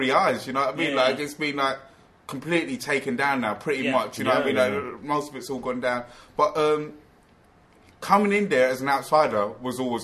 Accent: London, United Kingdom; I grew up in Peckham

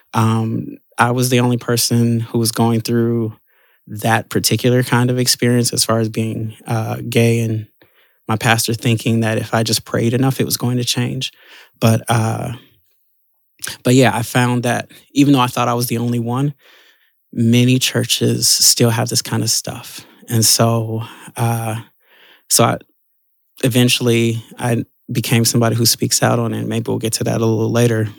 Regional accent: Chicago, Illinois, United States; I'm born and raised in Chicago

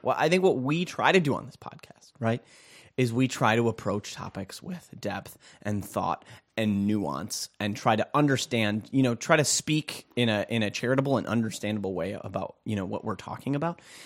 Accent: Minnesota, United States; growing up in Minnesota

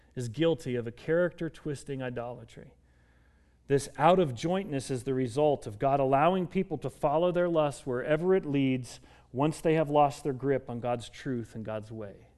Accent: Colorado, United States; moved away as an adult; also born or lived in Kansas; I grew up in Colorado

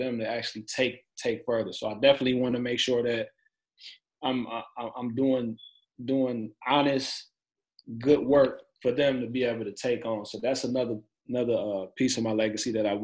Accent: Pontiac, Michigan, United States; now in Cleveland, United States; I'm living in Cleveland, Ohio right now, and I'm originally from Pontiac, Michigan

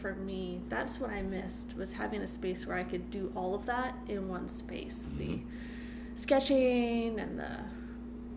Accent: Massachusetts, United States; moved away as an adult; now in Baltimore, United States; I'm from Massachusetts. I moved down here to go to MICA

